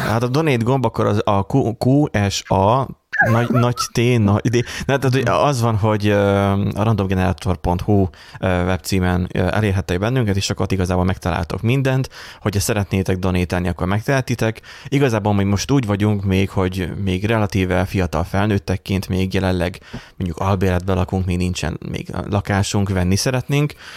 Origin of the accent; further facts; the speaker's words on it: Borsod-Abaúj-Zemplén, Hungary; mind a hárman egyébként borsodiak vagyunk